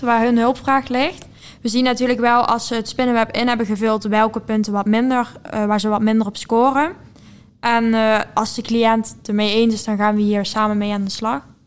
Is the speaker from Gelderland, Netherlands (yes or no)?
no; Venlo, Limburg, Netherlands; 20 jaar en ik kom uit Venlo